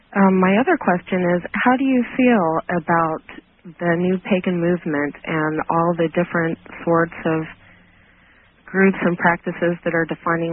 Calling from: Washington, United States; Good evening. I'm calling from Washington State.

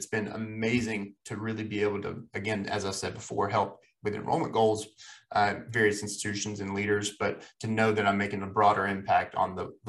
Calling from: Boone, North Carolina, United States; I'm recording from Boone, North Carolina, which will be my home for one more week, and then I'll be moving to Asheville, North Carolina.

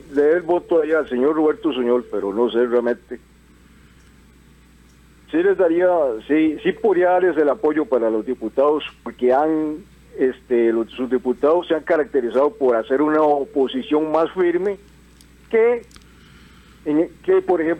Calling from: Desamparados, San José, Costa Rica; de Desamparados.

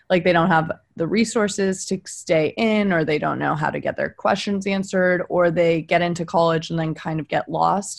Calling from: Kentucky, United States; I'm dialing in from Kentucky and I've embraced my roots and I'm giving you full Southern accent.

